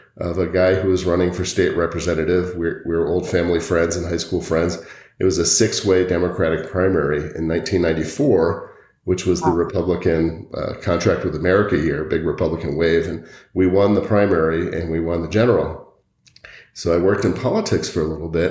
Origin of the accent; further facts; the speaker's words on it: Connecticut, United States; now in Boulder, United States; I grew up in Connecticut, and I happened to go to a high school that had one of the top jazz programs in the country.